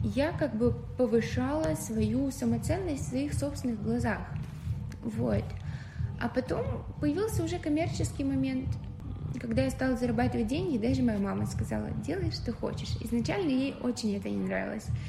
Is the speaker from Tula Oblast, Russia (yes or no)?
yes; Tula, Tula Oblast, Russia; moved away; я из Тулы